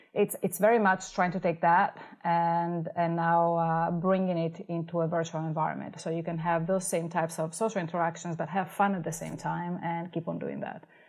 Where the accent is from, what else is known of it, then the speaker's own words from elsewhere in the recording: Italy; moved away as an adult; now in Los Angeles, United States; I came from Italy for my master's in piano performance.